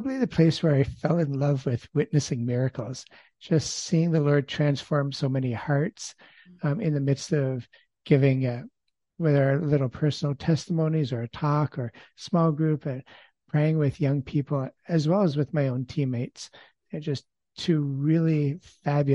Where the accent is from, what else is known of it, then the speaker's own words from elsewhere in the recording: Ontario, Canada; I grew up in Ontario, Canada, in the middle of three children, and grew up in an agricultural background